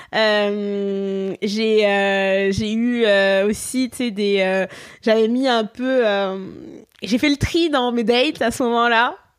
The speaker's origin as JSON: {"language": "French", "area": "Poitou-Charentes", "region": "Nouvelle-Aquitaine", "country": "France", "tie": "born or raised there", "moved": "as an adult", "lives_now": "Montreal, Canada", "said": "moi je suis française de Poitou-Charentes"}